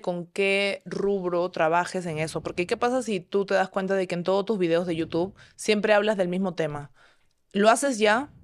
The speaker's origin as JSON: {"language": "Spanish", "country": "Peru", "said": "soy de Perú, tengo 30 años ya"}